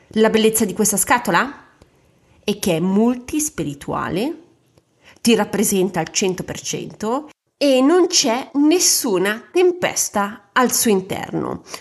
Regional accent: a small Ligurian town, Italy; vivevo in una cittadina ligure molto cattolica Immagina che la comunità cattolica del mio paese

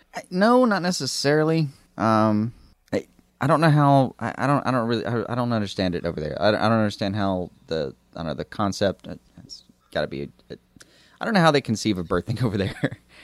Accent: United States; we're American

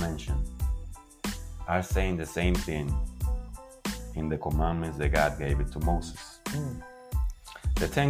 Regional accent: Dominican Republic; I'm coming from the Dominican Republic and we are the results of a big diverse society

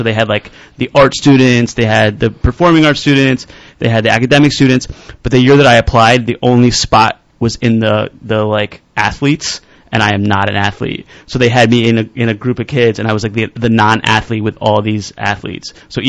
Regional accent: Elizabeth, New Jersey, United States; I grew up in Elizabeth, New Jersey, which is, like, right next to Newark.

